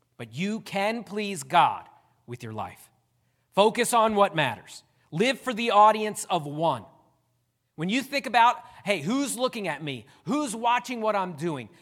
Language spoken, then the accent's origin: English; Downingtown, Pennsylvania, United States; moved away as an adult; now in West Virginia, United States; I'm glad I pastor in West Virginia and not Downingtown, Pennsylvania, because a lot of people there knew me